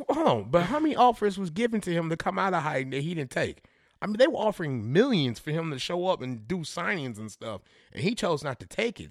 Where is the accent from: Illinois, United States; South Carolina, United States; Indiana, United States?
Illinois, United States; Chicago suburbs; I was born here. My dad moved us out when we was, like, five